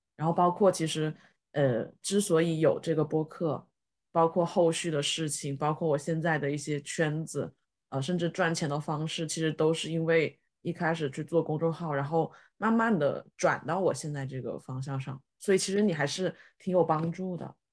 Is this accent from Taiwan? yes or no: no; China; 哪怕我是个中国人